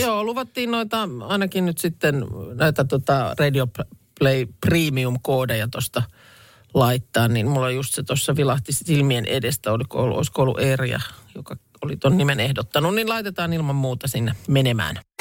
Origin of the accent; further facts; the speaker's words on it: Lahti, Päijät-Häme, Finland; olen Lahesta kotosin